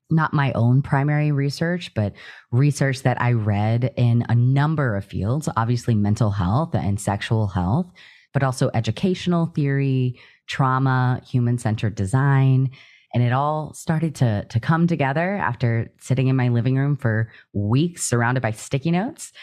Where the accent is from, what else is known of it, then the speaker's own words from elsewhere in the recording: Louisiana, United States; moved away as an adult; also born or lived in East Texas / Midwest; I grew up in Louisiana and then went to school in Texas in a very small town in East Texas as well for college.